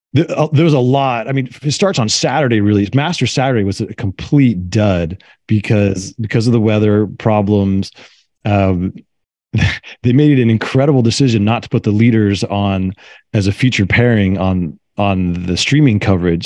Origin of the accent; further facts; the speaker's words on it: Carmel, California, United States; my hometown here in Carmel, California